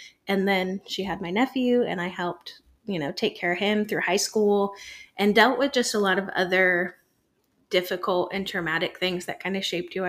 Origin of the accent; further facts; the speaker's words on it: Michigan, United States; moved away; I'm originally from Michigan